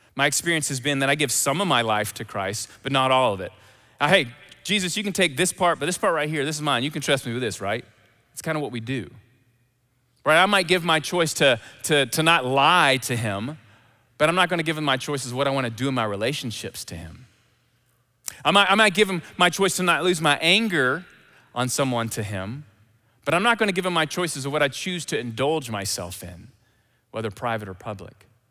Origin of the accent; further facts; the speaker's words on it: Memphis, Tennessee, United States; accent: Southern; I'm from Memphis.